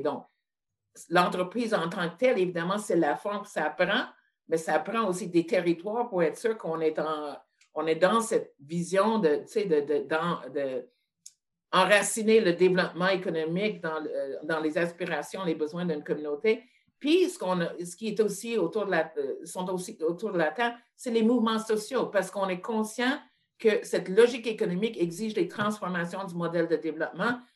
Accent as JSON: {"language": "French", "town": "Montreal", "region": "Quebec", "country": "Canada", "tie": "born or raised there", "said": "je suis née à Montréal en 1951"}